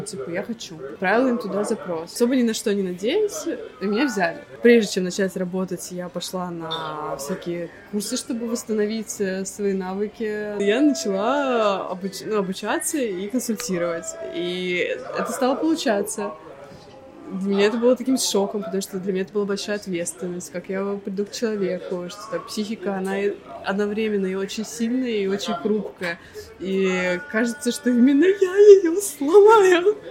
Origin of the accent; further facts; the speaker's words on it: Saint Petersburg, Russia; moved away as an adult; now in Cyprus; я из Петербурга